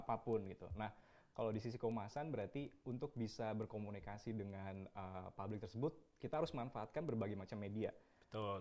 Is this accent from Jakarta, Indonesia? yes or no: no; Bandung, West Java, Indonesia; Lahir di Bandung, tapi hmm. orang tua sebetulnya Jawa